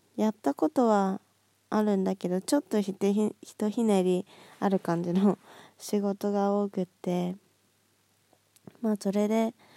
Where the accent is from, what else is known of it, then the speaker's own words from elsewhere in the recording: Nagoya, Aichi, Japan; now in Kanagawa, Japan; 地元の名古屋に帰って友達と遊んだり